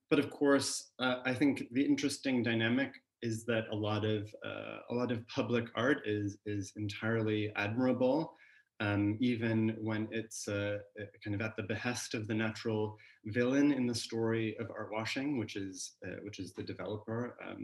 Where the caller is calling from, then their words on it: California, United States; I'm joining actually from California, so for me this is an afternoon chat, so coffee in hand, not Negronis.